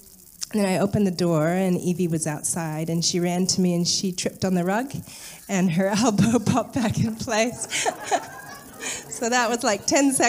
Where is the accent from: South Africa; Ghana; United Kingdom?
Ghana; in Ghana.